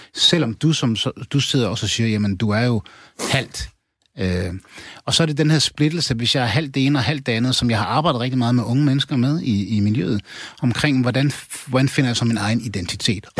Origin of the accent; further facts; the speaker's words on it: Aarhus, Central Denmark Region, Denmark; jeg er opvokset i Gellerparken